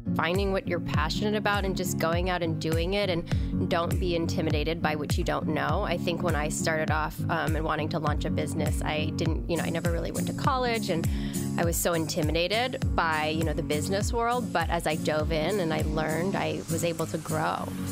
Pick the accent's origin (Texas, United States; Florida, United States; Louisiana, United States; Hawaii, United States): Hawaii, United States; moved away; also born or lived in New York; I grew up in Hawaii